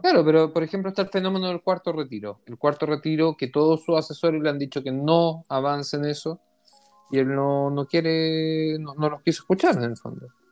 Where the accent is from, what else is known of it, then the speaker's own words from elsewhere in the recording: Chile; also born or lived in Israel; chileno, israelí, sionista, judío